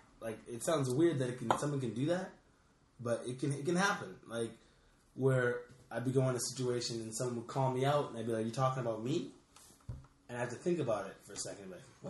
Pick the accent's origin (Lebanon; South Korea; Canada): Canada; Yukon; also born or lived in Sierra Leone; I grew up in Canada. Northern Canada.